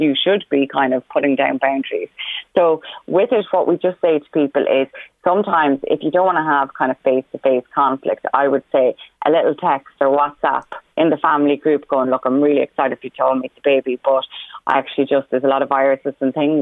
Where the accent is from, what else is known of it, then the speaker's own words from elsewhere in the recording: Roscommon, Connacht, Ireland; now in Meath, Ireland; Roscommon, my hometown, initially, until I moved to Meath